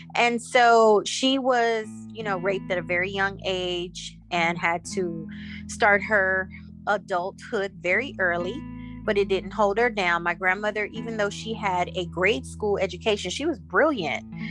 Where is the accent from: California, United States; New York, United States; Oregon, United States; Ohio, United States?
California, United States; Inglewood; also born or lived in Savanna-la-Mar, Jamaica / Florida; I've been a California Inglewood slash LA baby, and so California is pretty much um, all I know.